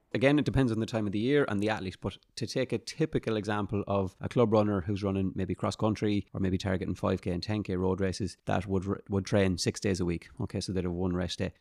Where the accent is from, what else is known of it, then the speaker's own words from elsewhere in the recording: Sligo, Connacht, Ireland; I'm from Sligo